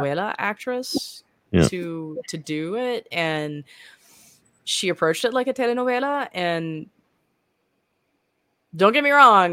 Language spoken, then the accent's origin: English; the South, United States; I'm from the South